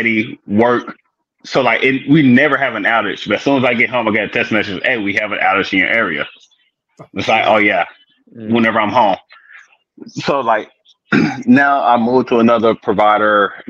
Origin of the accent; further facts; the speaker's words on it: Houston, United States; now in California, United States; I grew up in Houston, moved to California, met my wife